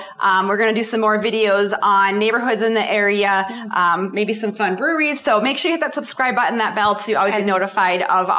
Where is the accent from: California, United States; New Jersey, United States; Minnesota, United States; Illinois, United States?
Minnesota, United States; moved away as an adult; now in Colorado Springs, United States; I'm originally from Minnesota. So when I did move here 20 years ago